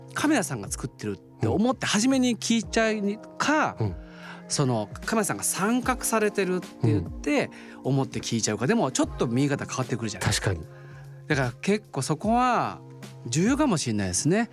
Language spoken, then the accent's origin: Japanese; Oita, Japan; 大分県出身なので